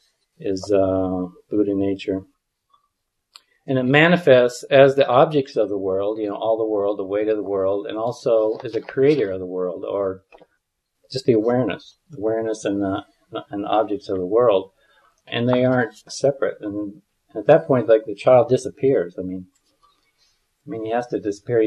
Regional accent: Midwest, United States; I grew up in the Midwest, and my family was quite religious

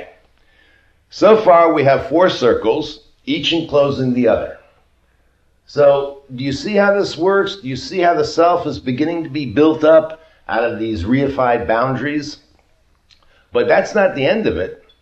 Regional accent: United States; I'm an American

